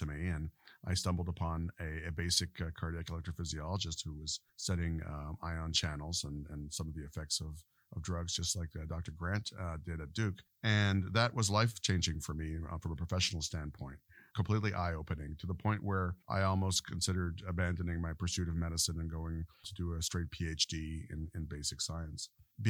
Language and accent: English; Quebec, Canada; born there; There definitely were. I was born in Quebec, Canada, and a fairly homogeneous population there.